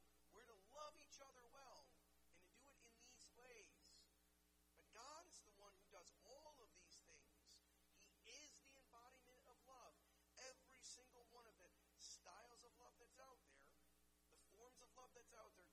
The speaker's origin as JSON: {"language": "English", "town": "Detroit", "region": "Michigan", "country": "United States", "tie": "born or raised there", "said": "growing up in the Detroit area"}